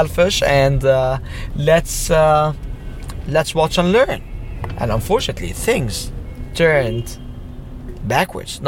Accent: Cairo, Cairo Governorate, Egypt; born and raised in Cairo before the revolution time

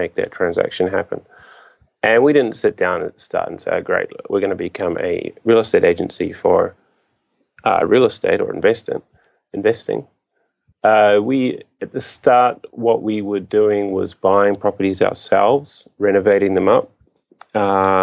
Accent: New Zealand; moved away as an adult; now in Japan; I am from New Zealand.

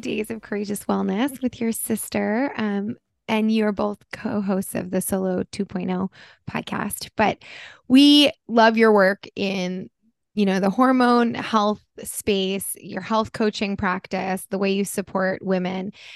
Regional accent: Connecticut, United States; now in Southern California, United States; I just got back from Connecticut, I spent Labor Day weekend there with some friends from my youth, my hometown

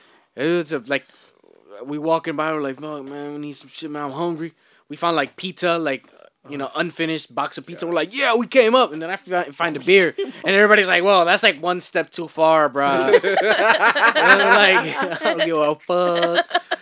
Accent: the South, United States; I'm from the South

